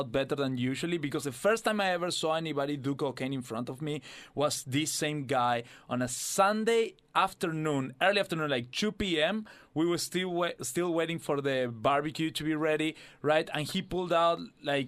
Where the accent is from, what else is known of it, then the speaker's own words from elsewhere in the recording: Argentina; now in Australia; my home country